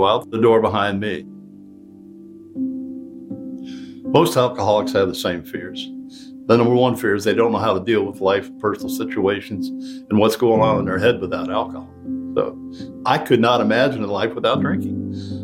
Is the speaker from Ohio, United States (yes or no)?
yes; southeast rural Ohio, United States; moved away as an adult; now in Detroit, United States; I was born from an intact family in southeast rural Ohio. We didn't have any much. I went to the service. I came back